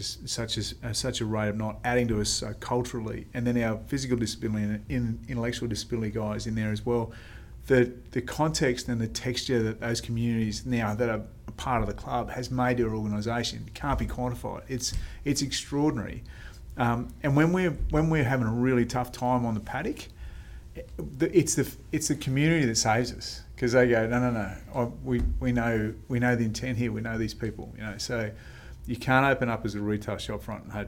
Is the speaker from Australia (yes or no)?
yes; Australia; also born or lived in Melbourne; I grew up in Indigenous communities.